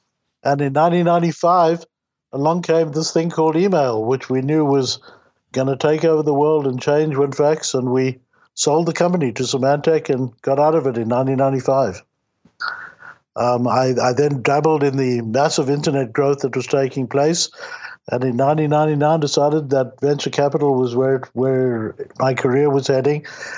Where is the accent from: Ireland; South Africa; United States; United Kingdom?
South Africa; now in Toronto, Canada; I came from South Africa to Toronto in the early 80s, and I was very lucky to have discovered a thriving software industry.